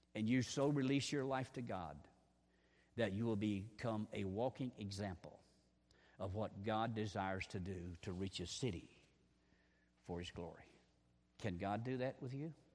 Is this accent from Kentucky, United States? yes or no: yes; Hazard, Kentucky, United States; moved away; I'm from Hazard. I'm not a Duke boy, in case you remember. Um, and my wife is from Lynch, so we're both mountain people